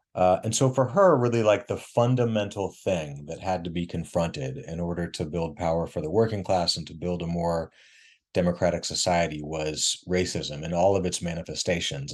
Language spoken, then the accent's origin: English; Missouri, United States; now in Durham, United States; born and raised in Missouri